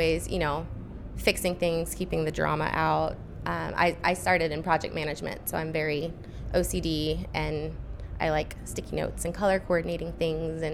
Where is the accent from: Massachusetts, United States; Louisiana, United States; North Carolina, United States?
Louisiana, United States; New Orleans; I am a New Orleans native.